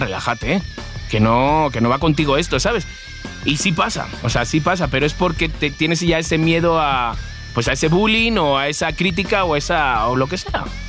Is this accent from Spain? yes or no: yes; Spain; moved away as an adult; also born or lived in Madrid; now in Mexico; soy español